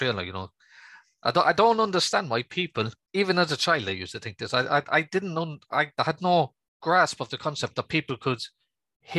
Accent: Manchester, North West England, United Kingdom; I was born just outside Manchester

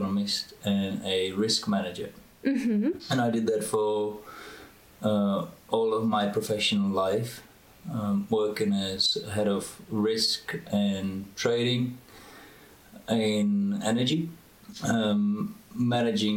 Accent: Czechia; moved away as an adult; also born or lived in United States / Oxford, England / London, England / Boston, United States; now in Romania; I was born in the Czech Republic, and when I was 18, I went to study to America.

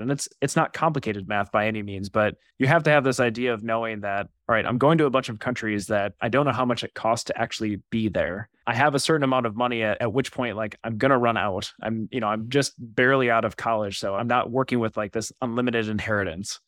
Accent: Wisconsin, United States; moved away as an adult; now in Twin Cities, United States; I'm originally from Wisconsin

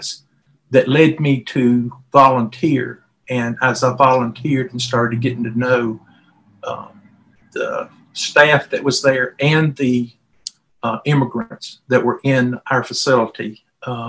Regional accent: Mississippi, United States; moved away; I'm from Mississippi originally, and I'm from the South

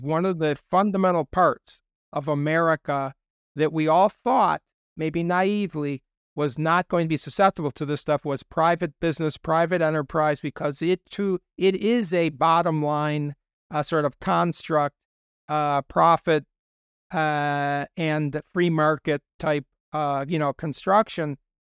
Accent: United States; I'm just speaking as an American

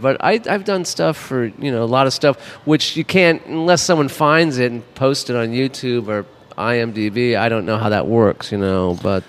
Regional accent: Los Angeles, California, United States; also born or lived in West Hollywood; I'm from Hollywood. I'm from Hollywood

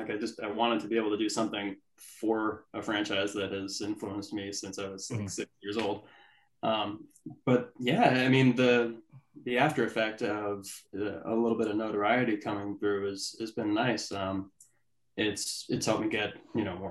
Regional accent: Maine, United States; also born or lived in Keene, New Hampshire / Massachusetts; I grew up mostly in Maine. Okay. I was born in Keene, lived in Massachusetts for 6 years

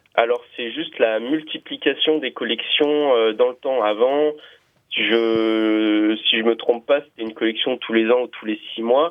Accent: Lyon, Auvergne-Rhône-Alpes, France; je suis de Lyon.

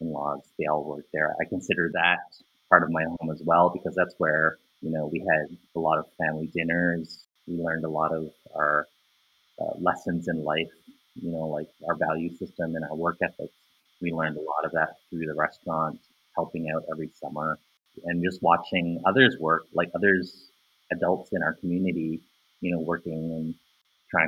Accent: Ottawa, Ontario, Canada; I'm a local visual artist based here in Ottawa. I was born and raised here in Ottawa.

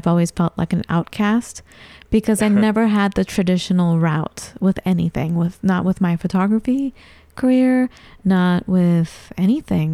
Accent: Los Angeles, California, United States; growing up as an Iranian in Southern California, I was raised in Los Angeles

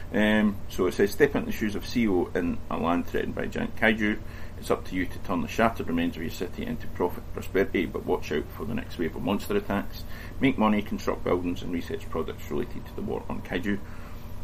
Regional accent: Scotland, United Kingdom; I'm Scottish.

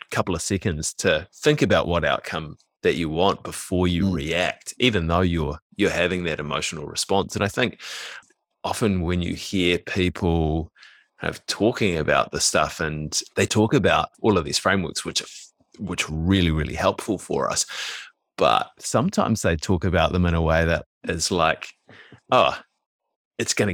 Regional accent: New Zealand; young Kiwi males, and I don't know if this is different now, but like we we grew up, we're kind of in our mid to late thirties.

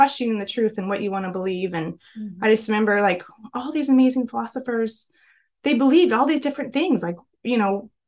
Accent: Chico, California, United States; I grew up in Northern California in a small town named Chico

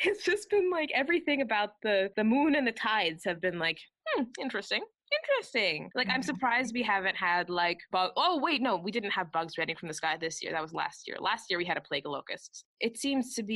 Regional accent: Canada; we are Canadian

